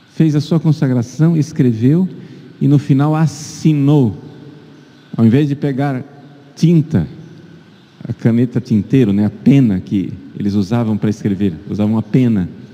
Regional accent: Brazil

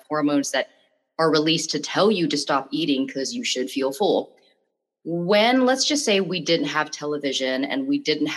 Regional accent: Bangkok, Thailand; I'm from Bangkok.

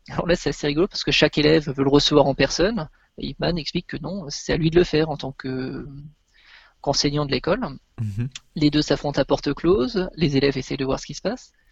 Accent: France; d'où on venait, donc on lui a dit on vient de France.

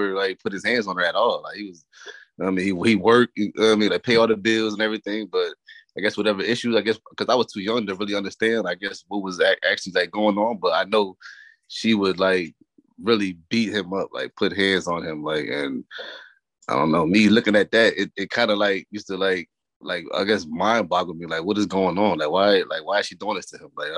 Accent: New Haven, Connecticut, United States; now in Hampton, United States; I'm originally from New Haven, Connecticut

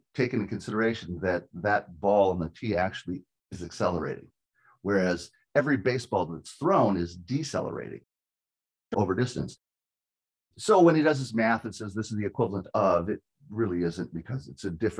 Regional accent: California, United States; moved away as an adult; also born or lived in Washington; I'm from California, but I lived and worked in Washington for 20 years training hitters

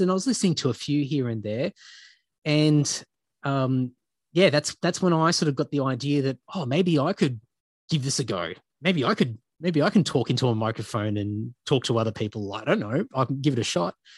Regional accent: Brisbane, Queensland, Australia; moved away as an adult; now in Sydney, Australia; growing up in Queensland, in, in Brisbane

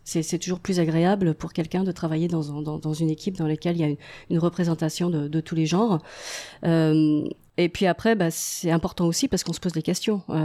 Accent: France; moved away as an adult; also born or lived in Paris; now in Montreal, Canada; je suis française d'origine

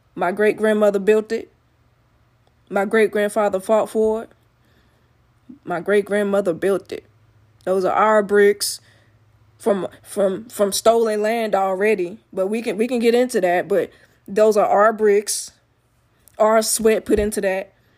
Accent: Alabama, United States; I'm from Alabama.

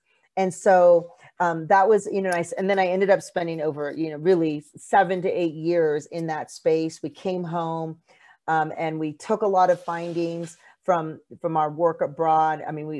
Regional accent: California, United States; So I am third generation Mexican American. I grew up in California.

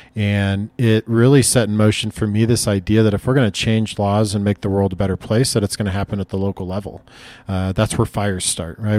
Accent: Lincoln, Nebraska, United States; now in Denver, United States; grew up in Northeast Lincoln, Nebraska

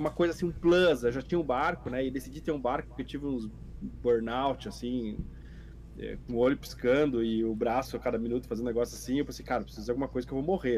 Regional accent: Rio Grande do Sul, Brazil; moved away; also born or lived in Porto Alegre; eu sou gaúcho

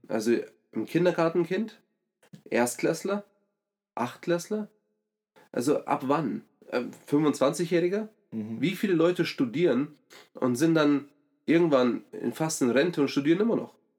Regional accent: Germany; als Deutsche

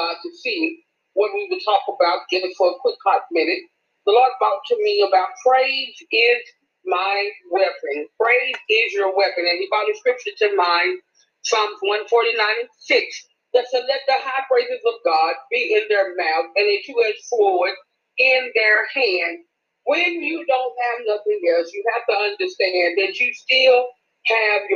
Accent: Memphis, Tennessee, United States; I'm from Memphis, Tennessee

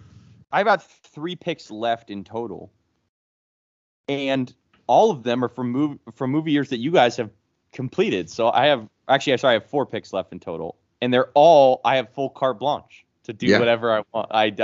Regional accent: Sacramento, California, United States; born or raised there

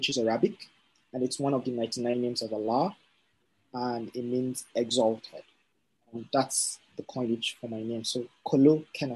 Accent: North Central Nigeria, Nigeria; I am Nupi from North Central Nigeria

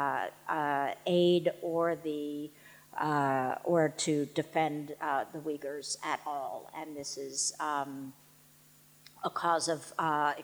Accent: New York, United States; I'm a New Yorker

